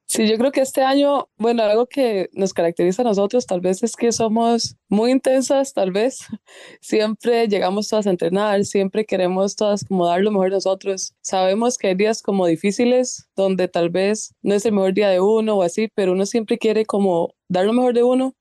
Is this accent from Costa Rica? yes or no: yes; Grecia, Alajuela, Costa Rica; yo soy de Grecia